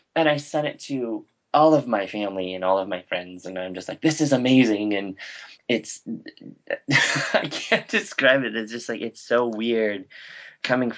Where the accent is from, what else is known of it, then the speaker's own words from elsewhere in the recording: Montana, United States; I'm some hick from Montana